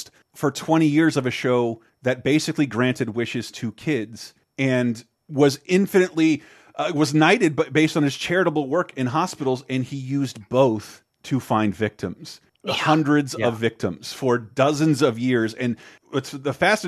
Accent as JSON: {"language": "English", "country": "United States", "said": "as an American"}